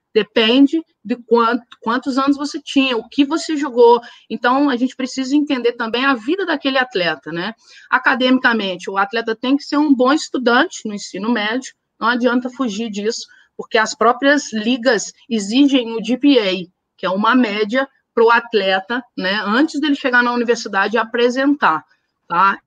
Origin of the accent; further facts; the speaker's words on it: Brazil; a gente, como brasileiro